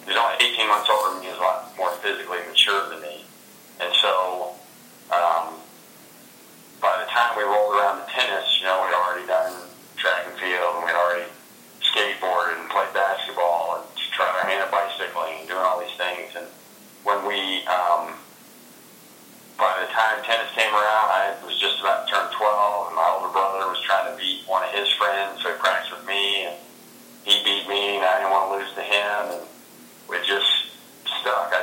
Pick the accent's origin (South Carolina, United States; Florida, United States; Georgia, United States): Florida, United States; Gainesville; Growing up in Gainesville, I was better known as their son than kind of my own man at times